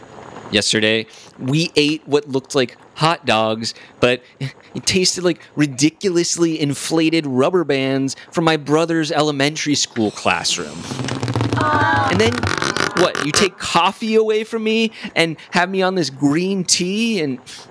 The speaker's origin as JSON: {"language": "English", "country": "Poland", "tie": "born or raised there", "said": "I ate a salad yesterday that didn't even look like the salad I grew up with in Poland."}